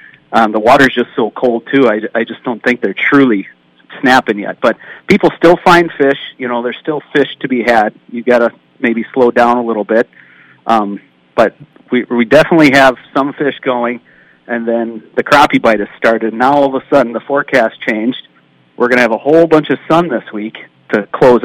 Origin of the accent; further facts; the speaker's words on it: Nevis, Minnesota, United States; we grew up together in Nevis